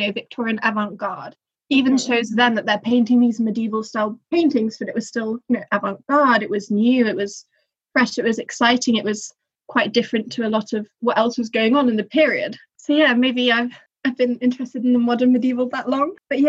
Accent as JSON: {"language": "English", "town": "Nottingham", "region": "East Midlands", "country": "United Kingdom", "tie": "born or raised there", "said": "I grew up in Nottingham"}